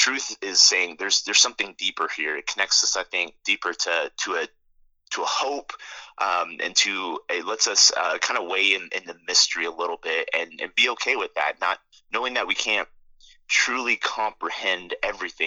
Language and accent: English; Roswell, New Mexico, United States; moved away; my experience growing up was that that's just the way things were in Roswell